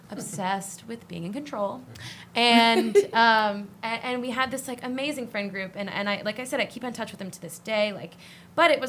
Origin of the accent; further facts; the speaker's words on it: New Bern, North Carolina, United States; I grew up in New Bern for 18 years